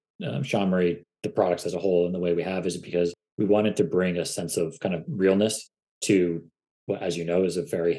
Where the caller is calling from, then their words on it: San Diego, California, United States; We're based out of San Diego, California. So nice sunny day in our neck of the woods.